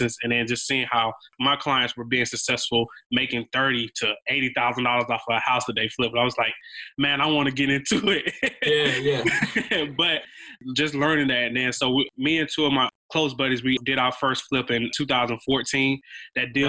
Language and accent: English; Macon, Georgia, United States; also born or lived in Athens, Georgia / Atlanta, Georgia; I was born and raised in Macon, Georgia, which is probably about an hour and a half outside of Atlanta.